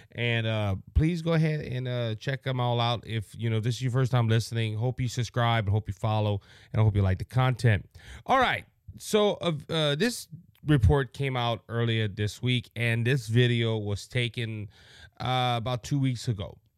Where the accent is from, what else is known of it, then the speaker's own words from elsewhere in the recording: Cajun, Louisiana, United States; I'm a Southerner, I'm a Cajun